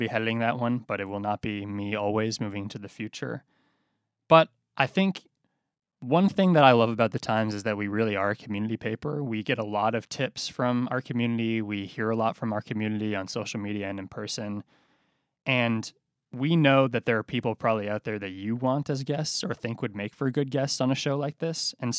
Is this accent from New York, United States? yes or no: no; Boston, Massachusetts, United States; moved away as an adult; now in Alexandria, United States; Yeah, I'm originally from Boston. I moved down here at the beginning of 2019, actually the end of 2018.